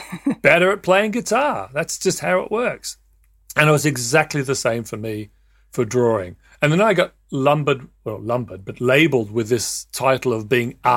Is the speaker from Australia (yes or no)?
yes; Australia; I'd love to talk to you about being in the Scouts and growing up in Australia, where rather than just going off into a farm somewhere, you'd actually go into the bush